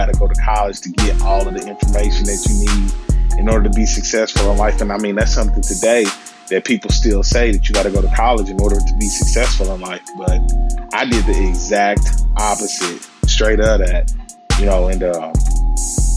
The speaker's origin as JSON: {"language": "English", "town": "Kansas City", "region": "Missouri", "country": "United States", "tie": "born or raised there", "said": "I hail from Kansas City, Missouri, born and raised. You know, kind of live my whole life here"}